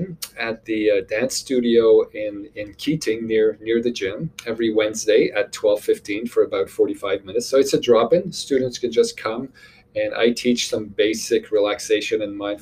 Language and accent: English; Montreal, Quebec, Canada; moved away as an adult; now in Nova Scotia, Canada; I'm originally from Montreal, Quebec. I moved to Nova Scotia about 20 years ago